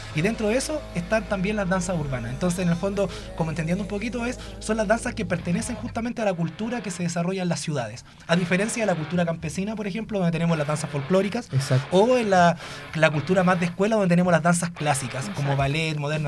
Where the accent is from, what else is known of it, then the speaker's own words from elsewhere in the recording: Laja, Biobío, Chile; yo soy de Laja, no soy de Concepción.